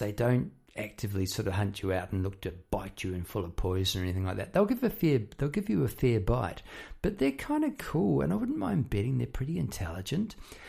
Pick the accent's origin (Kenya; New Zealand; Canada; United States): New Zealand; now in Melbourne, Australia; About living in Melbourne, Australia. I came from New Zealand, and in New Zealand, the wildlife there is pretty laid back, you know.